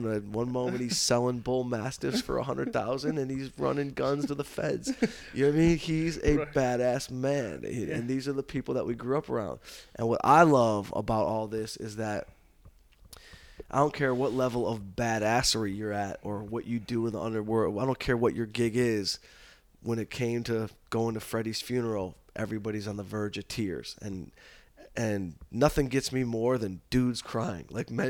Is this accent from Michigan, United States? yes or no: yes; Detroit, Michigan, United States; even though we're from Detroit.